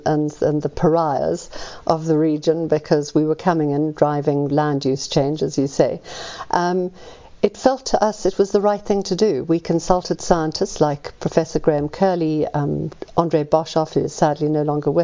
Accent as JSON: {"language": "English", "town": "Johannesburg", "region": "Gauteng", "country": "South Africa", "tie": "born or raised there", "said": "I'm a South African. I was born in Joburg."}